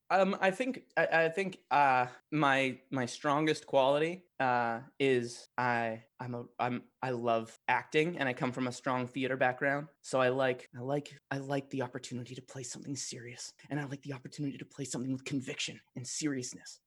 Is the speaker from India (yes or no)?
no; Edmonton, Alberta, Canada; where I grew up in Edmonton